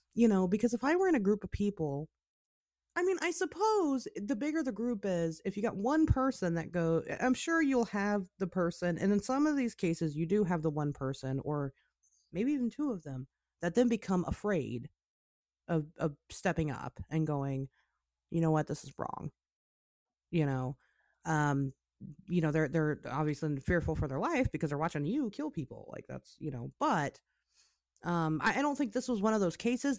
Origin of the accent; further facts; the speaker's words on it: Springfield, Ohio, United States; moved away; I grew up in Springfield, I, I lived there, um, for, you know, half of my life